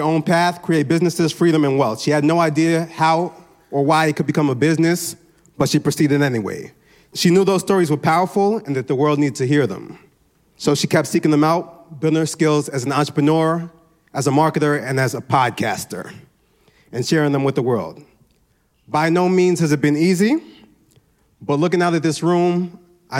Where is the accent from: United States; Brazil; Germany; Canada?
United States; New York City, New York; I'm Nigerian. I'm from Brooklyn, New York.